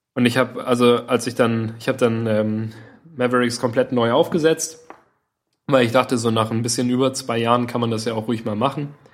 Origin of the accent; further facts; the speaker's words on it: Southern Germany, Germany; wir kannten ja Berge als, als Süddeutsche